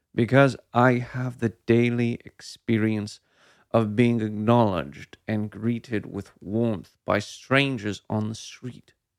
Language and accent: English; Sonoma County, California, United States; moved away as an adult; also born or lived in San Francisco; As a native Sonoman